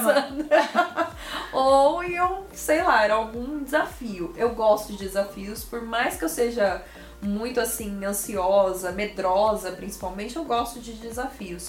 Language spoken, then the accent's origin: Portuguese; Mogi das Cruzes, São Paulo, Brazil; Nasci em Mogi das Cruzes. É uma cidade vizinha aqui, a Jacareí, né? Onde fica Novo Tempo. Sou mogiana